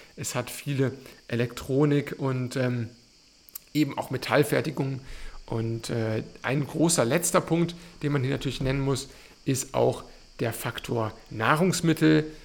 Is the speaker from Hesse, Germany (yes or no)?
no; Cologne, North Rhine-Westphalia, Germany; now in Bologna, Italy; ich bin Kölner, das heißt, mit Kathedralen, mit Dömen durchaus verwöhnt